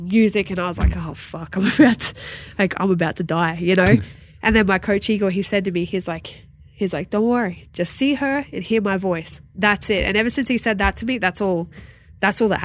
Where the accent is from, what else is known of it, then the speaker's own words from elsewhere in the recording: Sydney, New South Wales, Australia; moved away; in UFC Sydney in front of my hometown.